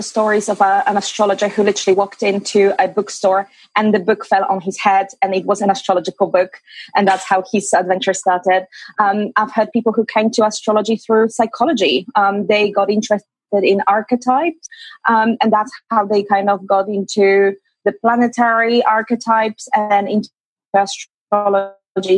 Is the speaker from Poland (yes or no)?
yes; Poland; moved away as an adult; now in London, United Kingdom; I am originally from Poland, but I moved to UK, to London, UK, after my university, after I graduated, and I've been living there for the past 13 years